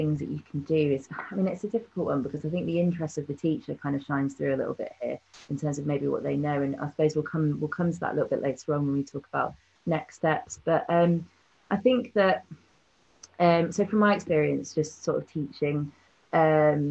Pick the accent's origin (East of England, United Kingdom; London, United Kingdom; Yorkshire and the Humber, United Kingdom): London, United Kingdom; moved away as an adult; now in York, United Kingdom; growing up in London